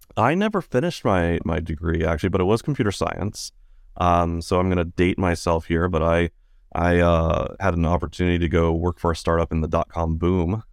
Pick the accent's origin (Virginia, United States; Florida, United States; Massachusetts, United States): Virginia, United States; now in San Francisco, United States; grew up in Virginia in the kind of a, a remote part of Virginia